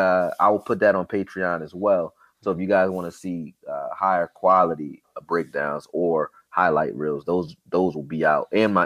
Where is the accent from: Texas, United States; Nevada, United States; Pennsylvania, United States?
Pennsylvania, United States; Philadelphia; I'm from Philly.